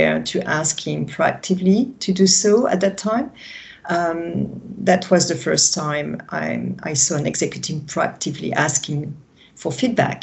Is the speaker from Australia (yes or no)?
no; France; accent: French; English is a second language; that's my French accent